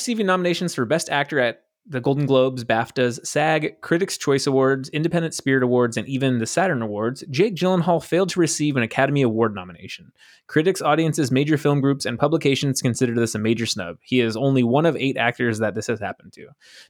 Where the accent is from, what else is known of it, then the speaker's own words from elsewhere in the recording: Buenos Aires, Argentina; I'm from Buenos Aires and I say kill them all.